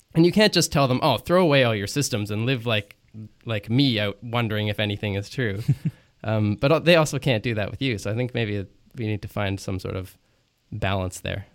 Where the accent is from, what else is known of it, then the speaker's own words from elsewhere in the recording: Quebec, Canada; I grew up in Quebec, and I I have I have a, a, an English accent when I speak French